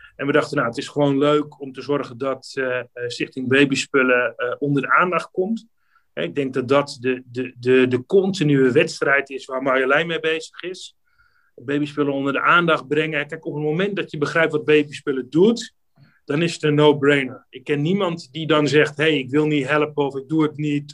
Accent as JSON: {"language": "Dutch", "town": "Amsterdam", "region": "North Holland", "country": "Netherlands", "said": "ik ben een Amsterdammer"}